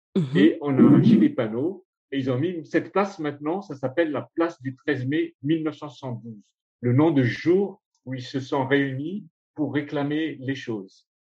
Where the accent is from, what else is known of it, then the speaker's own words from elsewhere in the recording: Madagascar; first language Malagasy; French is a second language; ma langue maternelle, c'est le malgache